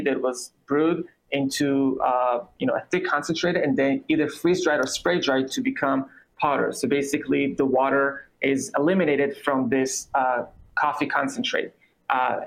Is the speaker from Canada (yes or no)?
no; Israel; English is a second language; moved away as an adult; also born or lived in New York City; now in United States; I'm originally from Israel, as you can hear. I moved to the U.S. about 8 years ago